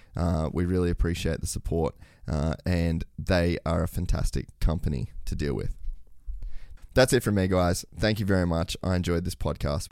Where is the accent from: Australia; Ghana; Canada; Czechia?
Australia; moved away; I come from Oz too